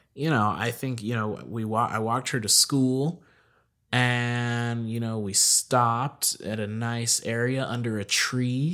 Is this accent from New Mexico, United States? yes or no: yes; Albuquerque, New Mexico, United States; also born or lived in Kentucky; Born and raised in Albuquerque